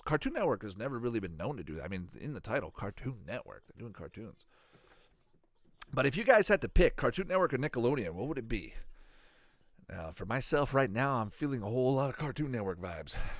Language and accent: English; Canada; growing up in Canada